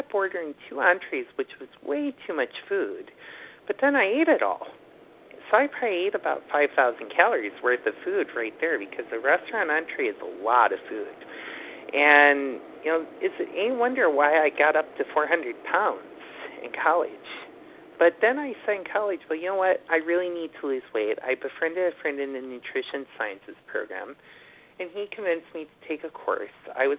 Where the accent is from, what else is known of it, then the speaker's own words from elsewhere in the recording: Buffalo, New York, United States; moved away as an adult; now in New York City, United States; And then I moved to New York City from Buffalo in 2011, and I discovered my love of walking